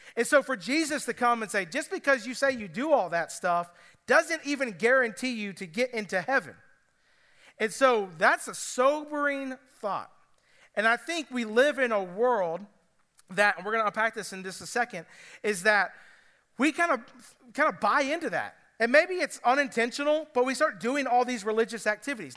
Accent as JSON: {"language": "English", "area": "Cobb County", "region": "Georgia", "country": "United States", "moved": "yes", "lives_now": "Greenville County, United States", "said": "I'm from Cobb County"}